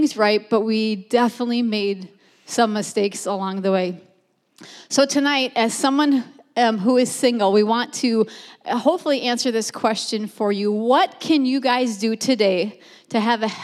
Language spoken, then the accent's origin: English; Minneapolis, Minnesota, United States; moved away as an adult; also born or lived in Iowa; now in Bismarck, United States; We grew up in Minneapolis and have pastored for the last 22 years in Iowa.